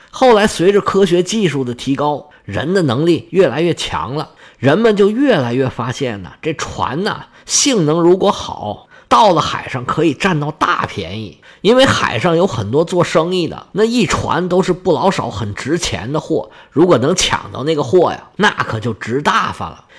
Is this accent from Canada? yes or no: no; China